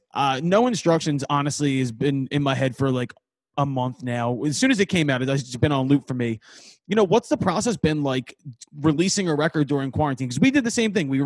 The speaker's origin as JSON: {"language": "English", "town": "Philadelphia", "region": "Pennsylvania", "country": "United States", "said": "I'm from Northeast Philly"}